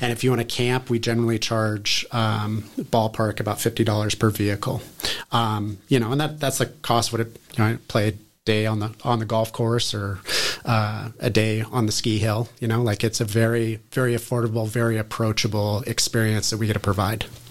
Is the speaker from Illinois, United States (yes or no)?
no; near Tahoe, Northern California, United States; also born or lived in Bozeman, Montana; We moved to Northern California up near Tahoe, uh, where I grew up